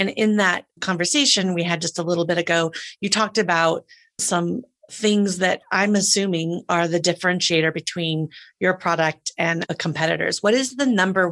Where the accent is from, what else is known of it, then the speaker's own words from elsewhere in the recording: Des Moines, Iowa, United States; I was growing up in Des Moines, Iowa